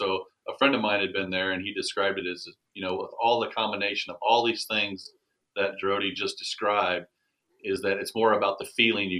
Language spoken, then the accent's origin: English; United States; me being from an American